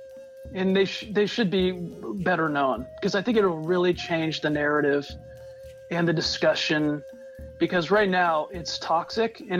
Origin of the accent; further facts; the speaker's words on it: California, United States; I'm from California, born and bred